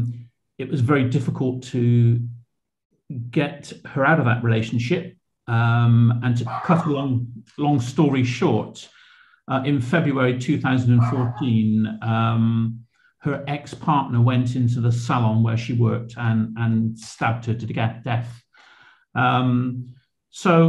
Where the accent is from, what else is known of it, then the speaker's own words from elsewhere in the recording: Bristol, South West England, United Kingdom; moved away as an adult; also born or lived in Cheltenham; I was brought up in Shirehampton